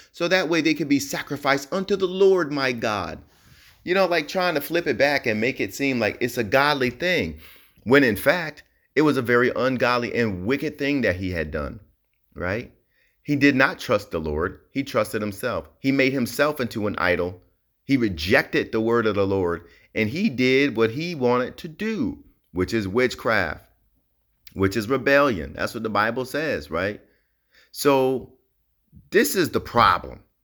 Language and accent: English; New Jersey, United States; now in Hawaii, United States; I'm originally from Jersey